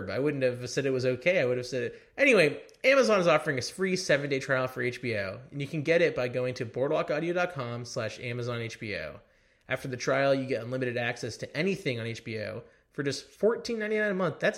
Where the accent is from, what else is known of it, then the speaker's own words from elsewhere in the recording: Beverly Hills, California, United States; I grew up in Beverly Hills, California.